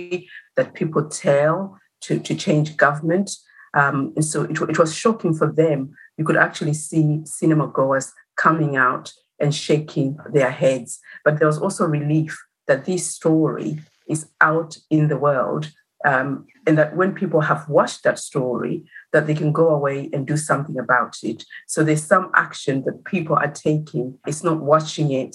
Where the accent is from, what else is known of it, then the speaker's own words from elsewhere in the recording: Zimbabwe; moved away; as a citizen of Zimbabwe